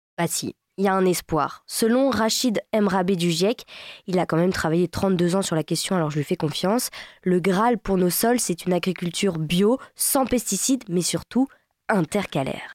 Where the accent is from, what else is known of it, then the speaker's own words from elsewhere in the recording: Brittany, France; je suis bretonne